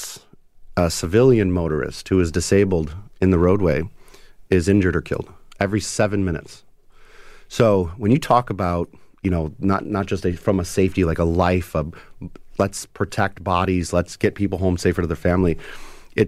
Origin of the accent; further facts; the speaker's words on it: United States; being an American